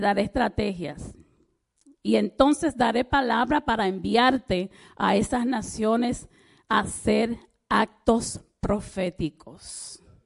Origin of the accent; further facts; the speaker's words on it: Dominican Republic; yo soy dominicana